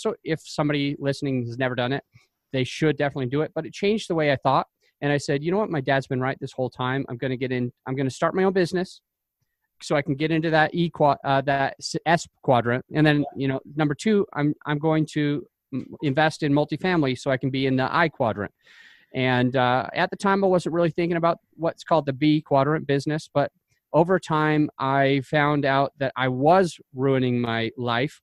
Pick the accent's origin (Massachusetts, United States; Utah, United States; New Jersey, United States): Utah, United States; I grew up in Utah and went to I was in several different cities of Utah, moving up and down